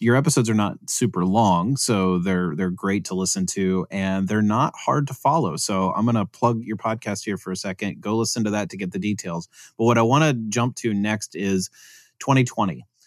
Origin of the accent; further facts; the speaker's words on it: United States; as an American